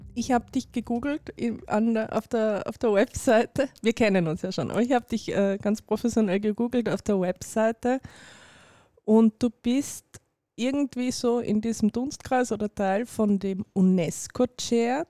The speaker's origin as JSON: {"language": "German", "region": "Carinthia", "country": "Austria", "said": "ich bin selber Kärntnerin"}